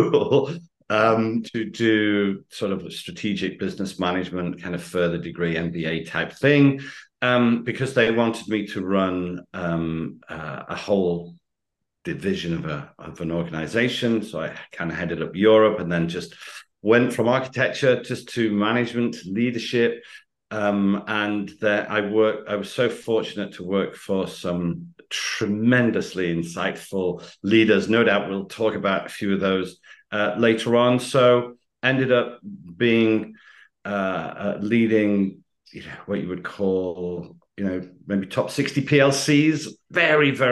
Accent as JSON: {"language": "English", "country": "United Kingdom", "accent": "usual UK accent", "said": "in the UK, I have a very usual accent"}